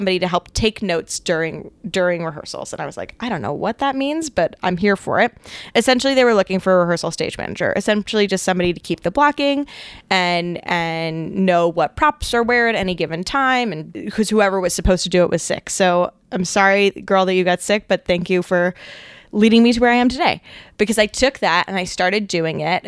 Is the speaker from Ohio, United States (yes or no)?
no; New Orleans, Louisiana, United States; moved away; I grew up in New Orleans.